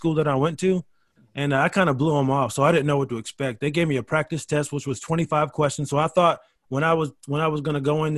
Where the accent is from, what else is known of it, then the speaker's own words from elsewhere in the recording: Rochester, New York, United States; moved away as an adult; I'm from Rochester, New York. And, you know, I was just in high school.